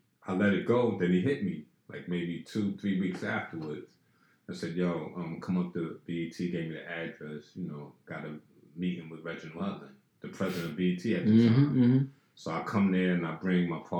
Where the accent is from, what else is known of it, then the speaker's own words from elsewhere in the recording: New York City, New York, United States; I grew up in Pink Houses and in Brownsville projects, you know, family in Brownsville